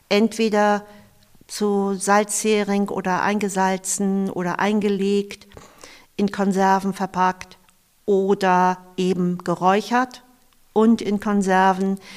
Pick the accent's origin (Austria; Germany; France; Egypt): Germany; Eckernförde, Schleswig-Holstein; Ich verbinde ganz viel mit den Orten in Eckernförde und ich bin am Wasser aufgewachsen. Mein Vater, mein Onkel, mein Opa waren äh, Noorfischer, also Binnenfischer.